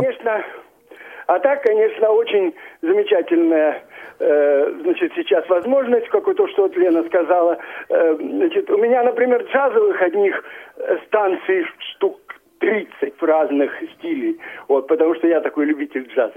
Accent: Novosibirsk, Novosibirsk Oblast, Russia; я, в общем, из Сибири. У нас в городе Новосибирске

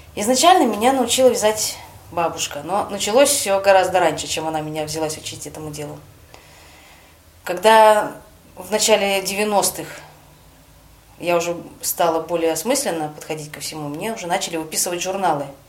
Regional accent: Taseyevsky District, Krasnoyarsk Krai, Russia; also born or lived in Abakan; now in Krasnoyarsk, Russia; Родилась я не в самом Красноярске, я родилась в Тасеевском районе. Это за 400 километров от Красноярска.

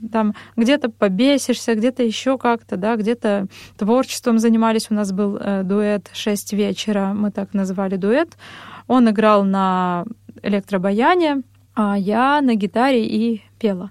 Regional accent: Ozyorsk, Chelyabinsk Oblast, Russia; also born or lived in Vishnevogorsk / Verkhnyaya Pyshma / Kursk; now in Moscow, Russia; я родом из Челябинской области, э, город Озерск. Позже переехали в поселок Вишневогорск

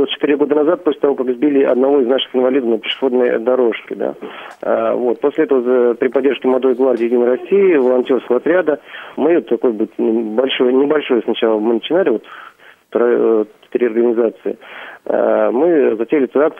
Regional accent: Belarus; now in Kursk, Russia; я из Беларуси, учусь в Курске.

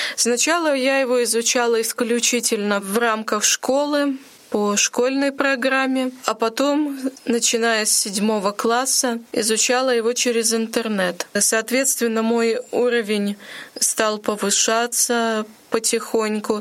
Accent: Monchegorsk, Murmansk Oblast, Russia; also born or lived in Volokolamsk; now in Ulyanovsk, Russia; Я приехала в Ульяновск из города Манчегорска. Это Мурманская область. Я там родилась.

